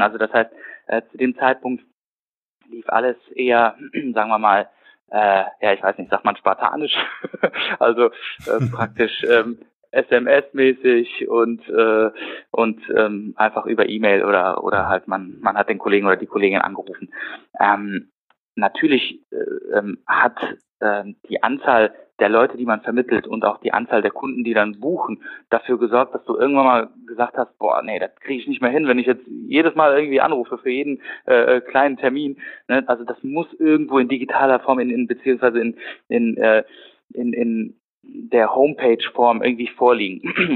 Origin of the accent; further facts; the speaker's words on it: Düsseldorf, North Rhine-Westphalia, Germany; also born or lived in Aachen; bin in Düsseldorf geboren und aufgewachsen